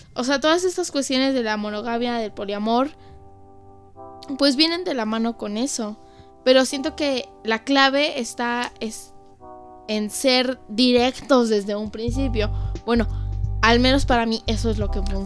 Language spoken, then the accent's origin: Spanish; Mexico; mi país